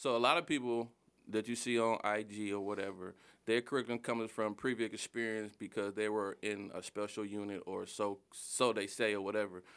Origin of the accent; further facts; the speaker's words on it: Detroit, Michigan, United States; I grew up in Southwest Detroit